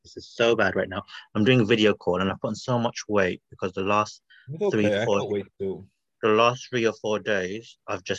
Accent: United Kingdom; I'm British Bangladeshi.

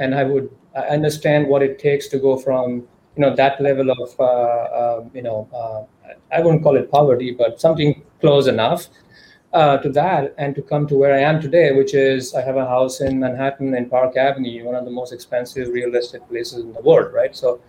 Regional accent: India; basically growing up in India at that time, we really had like two options. You're either going to be an engineer or you're going to be a doctor.

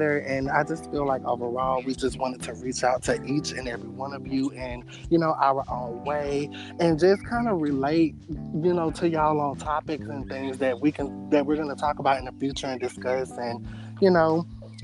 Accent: Georgia, United States; I am from Georgia, born and raised

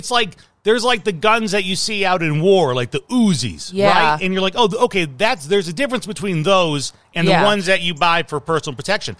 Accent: Chicago, Illinois, United States; moved away; growing up in Chicago

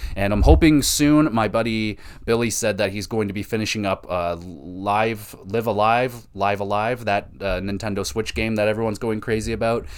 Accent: Canada; as a Canadian

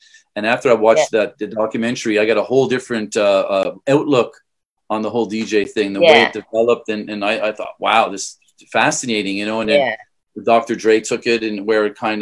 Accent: Canada; I'm from Canada

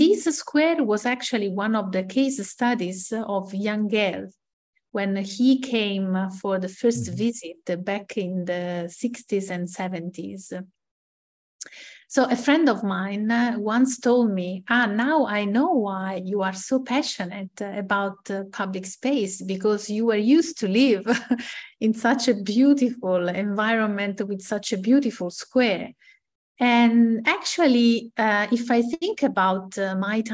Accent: Ascoli Piceno, Marche, Italy; moved away as an adult; also born or lived in Bologna; I was used to live in my hometown, Ascoli Piceno

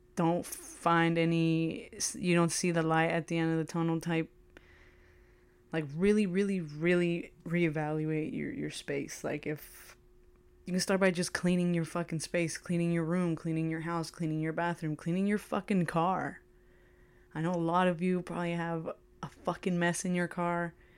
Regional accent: United States; I am an American

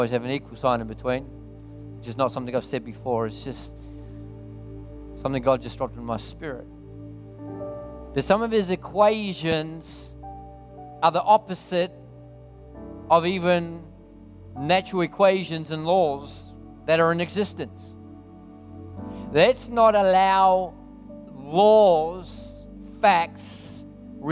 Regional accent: New Zealand; now in Australia; I'm actually a Kiwi originally

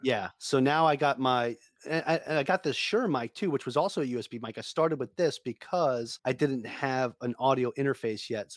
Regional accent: New York, United States; I'm from New York.

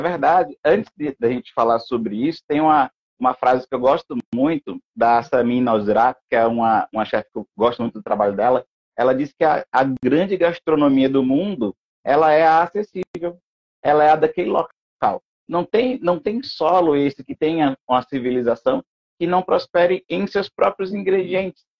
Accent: Pernambuco, Brazil; sou pernambucano

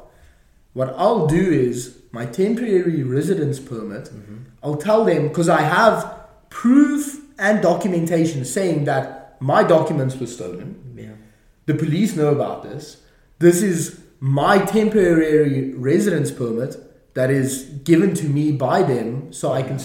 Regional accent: South Africa; I'm South African

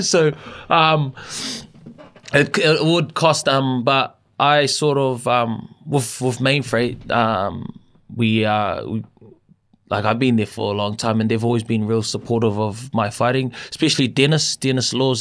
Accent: Auckland, New Zealand; growing up in Auckland

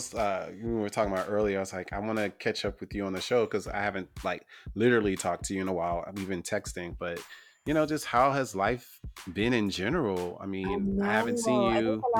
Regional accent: the South, United States; I'm from the South

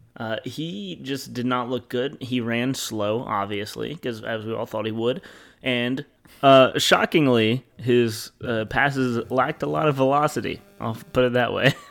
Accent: Louisiana, United States; I'm from Louisiana, I'm Southern.

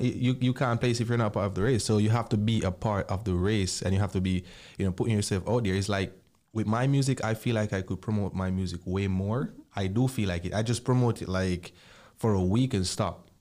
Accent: Jamaica; growing up in Jamaica

